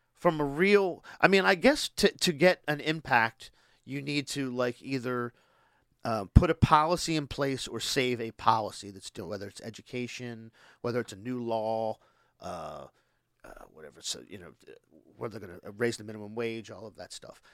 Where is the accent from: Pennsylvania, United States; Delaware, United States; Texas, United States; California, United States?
Delaware, United States; Boxwood; where I grew up in Boxwood